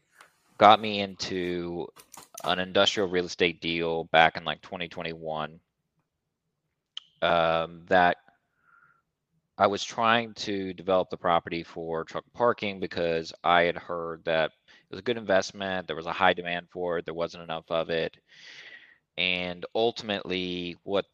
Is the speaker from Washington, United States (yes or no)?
no; South Central Kentucky, United States; I'm from a small town in South Central Kentucky, like population 3000